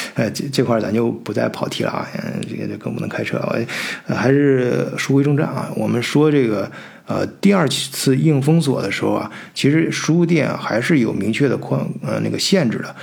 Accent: China; 咱们中国人

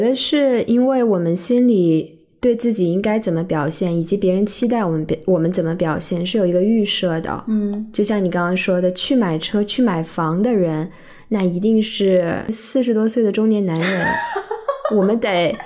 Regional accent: China; moved away; 我是一个在中国长大的人

